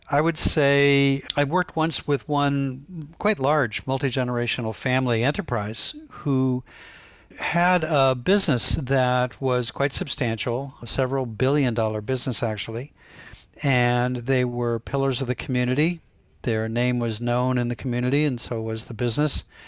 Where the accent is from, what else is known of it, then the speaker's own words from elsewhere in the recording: Canton, Ohio, United States; growing up in Canton, Ohio